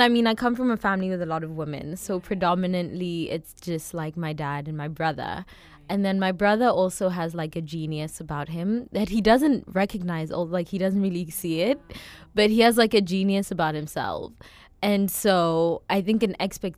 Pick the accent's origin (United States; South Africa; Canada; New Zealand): South Africa; growing up, I can see how, like, my immediate environment, as well as, like, my household, as well as being South African